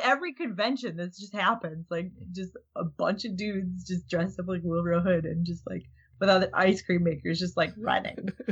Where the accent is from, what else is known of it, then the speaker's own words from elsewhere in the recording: Minnesota, United States; I'm from Minnesota